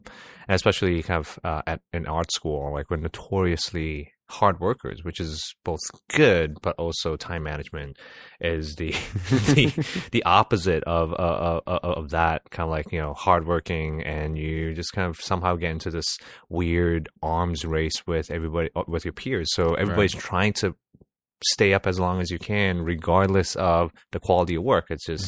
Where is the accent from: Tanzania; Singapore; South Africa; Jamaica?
Singapore; As a Singaporean citizen, I served 2.5 years, kind of went to officer cadet school